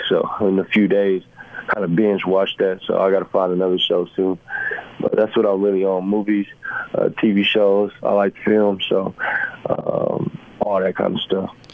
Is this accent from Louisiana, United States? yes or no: no; San Antonio, Texas, United States; moved away as an adult; also born or lived in Columbia, Missouri / Los Angeles / Cleveland; now in Utah, United States; I'm from San Antonio, Texas.